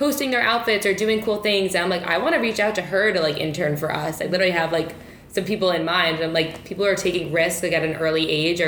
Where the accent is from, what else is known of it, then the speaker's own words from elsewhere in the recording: New York, United States; I grew up in New York